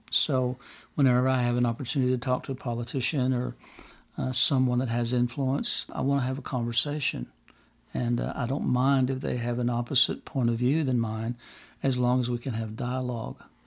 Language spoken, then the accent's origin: English; United States; me as an American